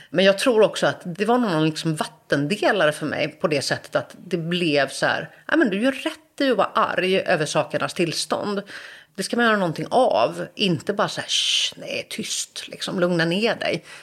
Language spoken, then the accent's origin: Swedish; Gothenburg, Västra Götaland, Sweden; men så där växte jag upp och det var en otroligt skyddad verkstad. Alltså verkligen så här, både ekonomiskt och socialt och en naivitet och en liksom nästan världsfrånvändhet. Att jag liksom hade ganska lite koll på hur människor i andra delar av Göteborg hade det.